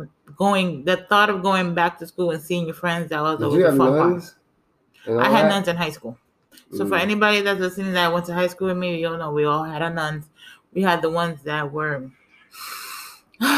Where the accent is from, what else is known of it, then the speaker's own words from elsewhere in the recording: New York City, New York, United States; now in South Florida, United States; we're from, folks. We are from the Bronx.